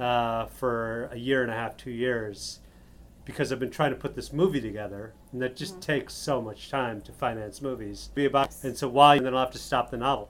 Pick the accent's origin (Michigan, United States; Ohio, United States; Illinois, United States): Illinois, United States; Chicago; moved away as an adult; also born or lived in Upstate New York / New York; I was born and raised in Chicago